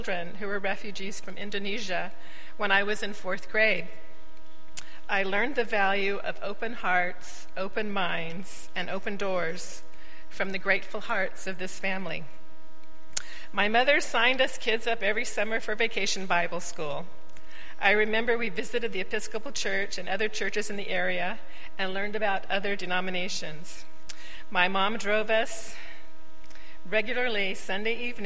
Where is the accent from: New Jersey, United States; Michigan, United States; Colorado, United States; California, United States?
California, United States; Oroville; I grew up in the First United Methodist Church in Orrville, California, some 80 miles northeast of Davis